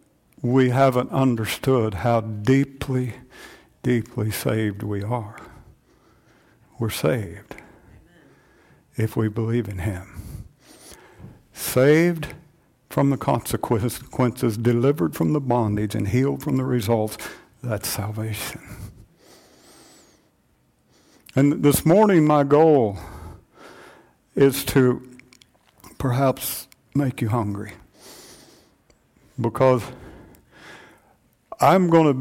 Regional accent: United States; us as American Christians

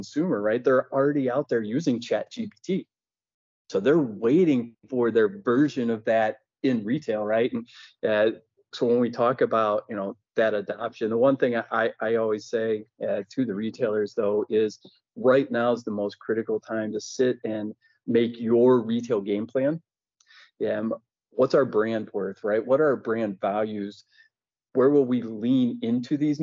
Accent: Ohio, United States; I grew up in Ohio

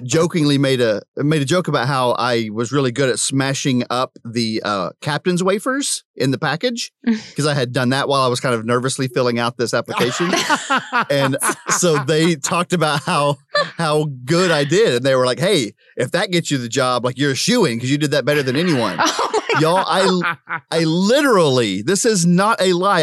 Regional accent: Prague, Oklahoma, United States; moved away; I'm from Prague

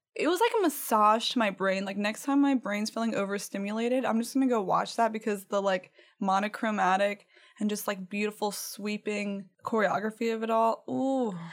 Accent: Cajun country, Louisiana, United States; I'm from Cajun land

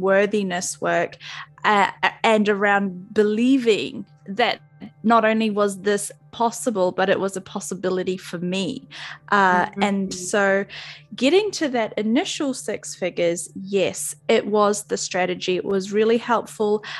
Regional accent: New Zealand; I'm a Kiwi, so I'm from New Zealand

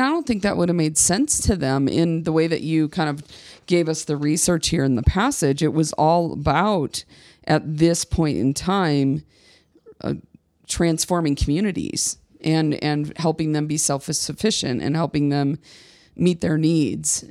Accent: Midwest, United States; moved away as an adult; now in Colorado, United States; I was born and raised in the Church of the Nazarene in the heart of the Midwest

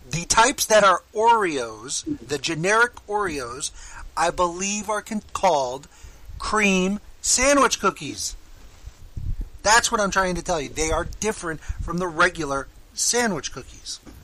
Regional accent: Miami, Florida, United States; I grew up in Miami

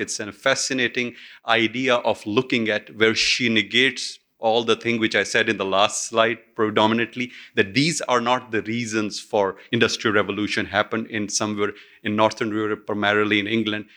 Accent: Pakistan; my home country, Pakistan

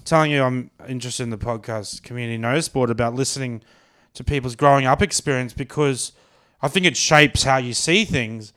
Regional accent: Brisbane, Queensland, Australia; I'm from Brisbane

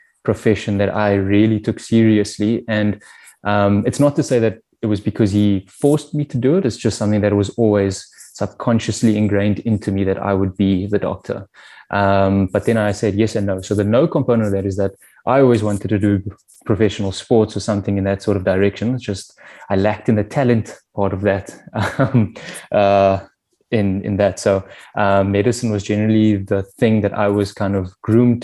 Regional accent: Cape Town, Western Cape, South Africa; also born or lived in Soweto; I'm born and raised in Cape Town. Was a Rondebosch boy from grade 1 to grade 12

